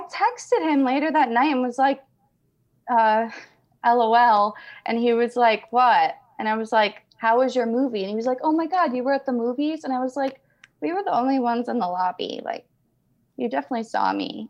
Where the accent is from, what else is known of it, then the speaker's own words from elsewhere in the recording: Albany, New York, United States; moved away as an adult; also born or lived in northern New Mexico; now in New Mexico, United States; I'm from Albany, New York, but I moved to, uh, northern New Mexico three months ago.